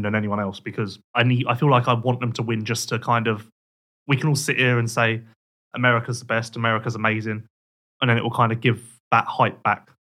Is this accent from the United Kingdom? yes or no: yes; United Kingdom; We being Team GB, I guess I can say that because I'm British.